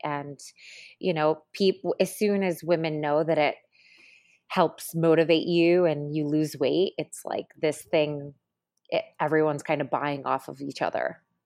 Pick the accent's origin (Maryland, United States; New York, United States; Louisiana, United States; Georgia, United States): New York, United States; Syracuse; moved away; coming from a small town, I'm from Syracuse